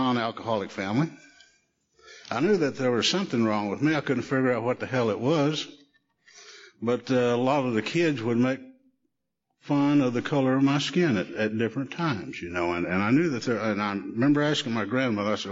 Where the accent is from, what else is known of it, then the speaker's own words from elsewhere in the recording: Shawnee, United States; we'd ride our bikes down to the picture show in downtown Shawnee